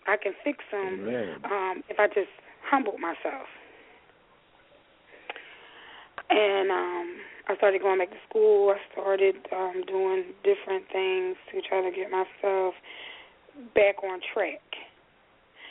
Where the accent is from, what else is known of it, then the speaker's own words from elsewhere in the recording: Philadelphia, Pennsylvania, United States; I grew up in North Philadelphia.